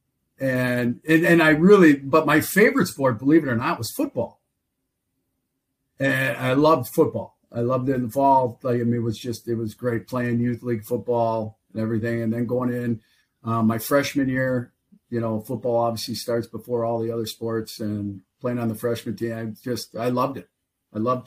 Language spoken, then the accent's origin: English; Roseville, Minnesota, United States; I grew up in Roseville, Minnesota